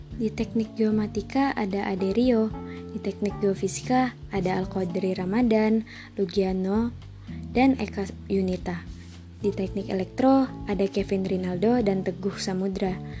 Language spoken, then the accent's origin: Indonesian; Bandar Lampung, Lampung, Indonesia; Gua berasal dari Bandar Lampung